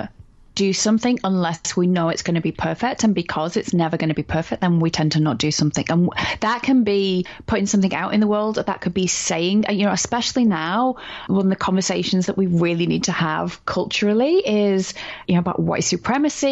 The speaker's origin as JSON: {"language": "English", "country": "United Kingdom", "said": "I say that as a British person"}